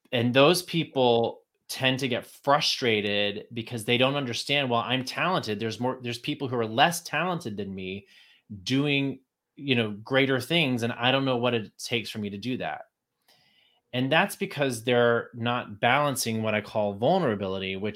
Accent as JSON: {"language": "English", "region": "Texas", "country": "United States", "moved": "yes", "said": "hate being from Texas. I did not want anyone to know I was from Texas when I moved to New York."}